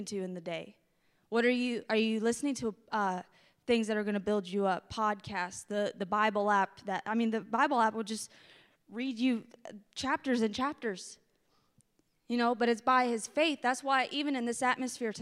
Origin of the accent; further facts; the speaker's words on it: the South, United States; I'm from the South